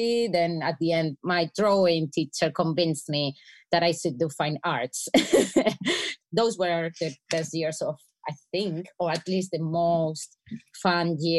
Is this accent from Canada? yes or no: no; Spain; I'm from Spain.